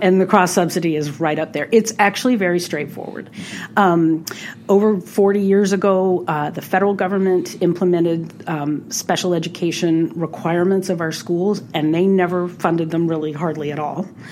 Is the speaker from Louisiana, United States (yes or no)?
yes; New Orleans, Louisiana, United States; moved away as an adult; also born or lived in Austin, Texas; now in Minnesota, United States; I was born and raised in New Orleans